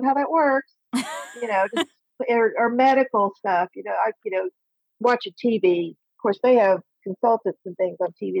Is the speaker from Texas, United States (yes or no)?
yes; South Texas, United States; moved away as an adult; also born or lived in East Coast; I grew up in South Texas. So I heard it all my life.